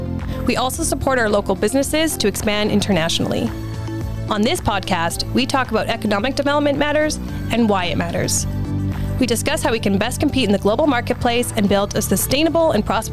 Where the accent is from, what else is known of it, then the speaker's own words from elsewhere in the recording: Calgary, Alberta, Canada; moved away as an adult; now in Edmonton, Canada; I live in the Edmonton region, but I grew up in Calgary